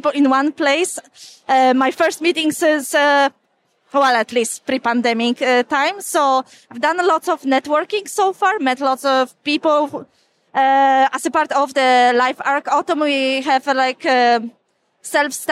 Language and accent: English; Poland; now in Dundee, United Kingdom; I'm originally from Poland, but currently working and living in Scotland in Dundee